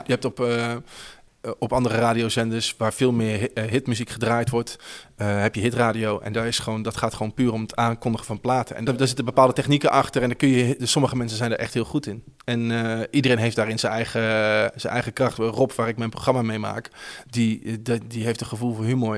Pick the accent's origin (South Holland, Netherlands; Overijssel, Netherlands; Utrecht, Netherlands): Utrecht, Netherlands; Houten; Ik kom uit Houten oorspronkelijk, een dorpje onder Utrecht